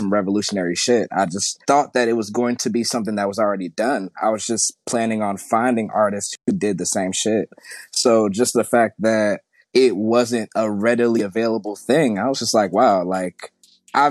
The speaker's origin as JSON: {"language": "English", "region": "Florida", "country": "United States", "also_born_or_lived": "Hawaii", "moved": "yes", "lives_now": "Atlanta, United States", "said": "I'm from Florida, and I was born in Hawaii. I've never been to Hawaii"}